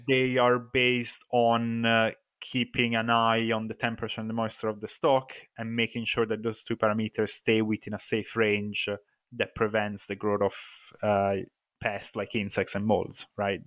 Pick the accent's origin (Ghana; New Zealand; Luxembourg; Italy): Italy; moved away as an adult; now in Scotland, United Kingdom; as you can probably tell from my accent, I'm originally from Italy, but I've been in Scotland for the last, uh, fourteen years.